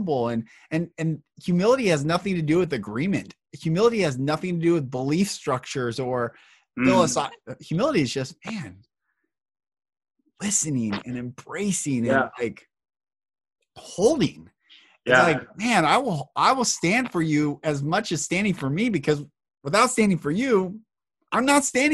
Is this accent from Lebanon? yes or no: no; Marysville, Washington, United States; I grew up in Marysville up north of Seattle